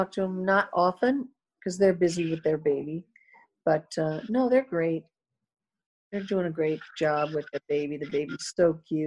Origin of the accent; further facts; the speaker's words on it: Midwest, United States; I'm that way from the Midwest.